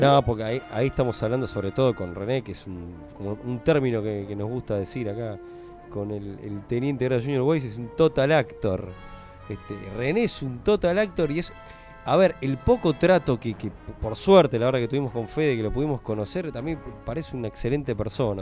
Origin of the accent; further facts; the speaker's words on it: Argentina; venimos de Argentina